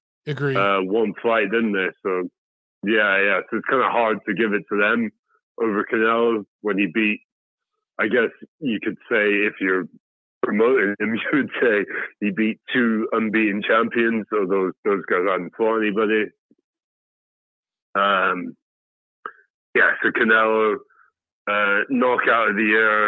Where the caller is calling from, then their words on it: Birmingham, West Midlands, United Kingdom; I'm calling from Birmingham